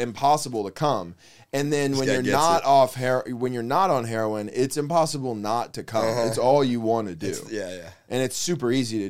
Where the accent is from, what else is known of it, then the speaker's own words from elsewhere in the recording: Oklahoma City, Oklahoma, United States; moved away as an adult; also born or lived in West Palm Beach, Florida; now in Florida, United States; I grew up in Oklahoma City.